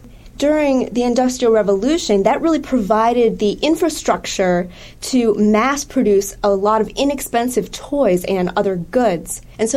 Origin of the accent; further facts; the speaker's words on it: Wisconsin, United States; I'm from Wisconsin.